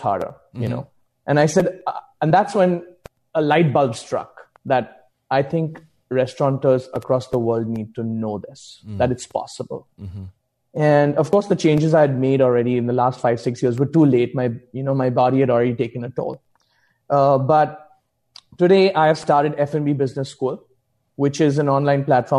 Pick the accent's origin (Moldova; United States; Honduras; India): India; moved away; also born or lived in Mumbai; I'm originally from India